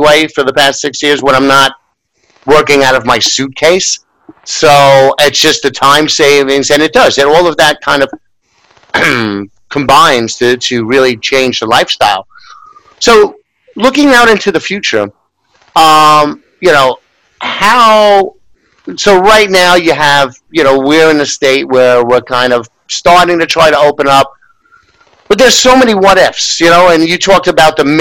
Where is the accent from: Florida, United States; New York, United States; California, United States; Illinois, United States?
New York, United States; as a New Yorker